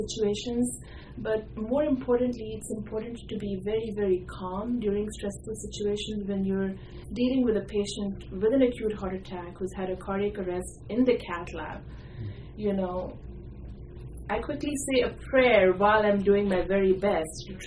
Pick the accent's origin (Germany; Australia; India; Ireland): India; moved away as an adult; also born or lived in Houston / San Antonio; I was born and raised in India, did my medical school there, and I did training in Houston and San Antonio